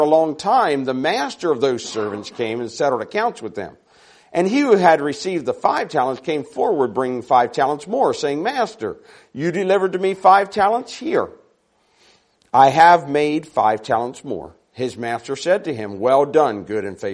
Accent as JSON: {"language": "English", "region": "Maryland", "country": "United States", "tie": "born or raised there", "moved": "yes", "lives_now": "Sacramento, United States", "said": "I'm from Sacramento, California. We live right in the middle of the city in Sacramento. Now, I grew up on a dairy farm in Maryland"}